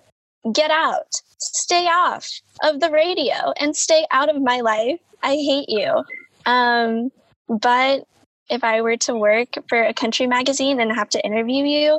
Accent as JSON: {"language": "English", "region": "Kansas", "country": "United States", "tie": "born or raised there", "said": "I grew up in Kansas"}